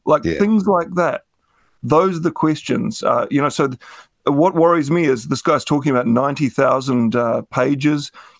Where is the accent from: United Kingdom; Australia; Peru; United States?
United Kingdom; you know, like culturally I'm British.